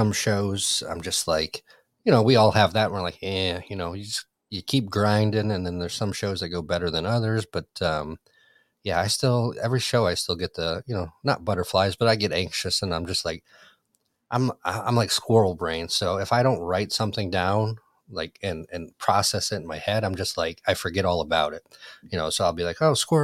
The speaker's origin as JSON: {"language": "English", "region": "Michigan", "country": "United States", "tie": "born or raised there", "moved": "yes", "lives_now": "Orlando, United States", "said": "my Michigan sleeve, you know, with the Red Wings. I got the Tigers, and so kind of my hometown sleeve."}